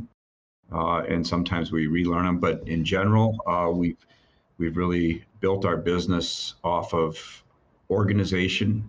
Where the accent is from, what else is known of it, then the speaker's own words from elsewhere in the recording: Watertown, Wisconsin, United States; I grew up in Watertown, Wisconsin